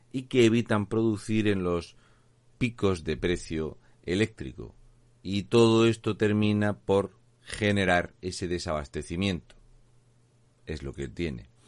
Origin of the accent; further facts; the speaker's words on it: Region of Murcia, Spain; Muy buenas … un murciano encabronado.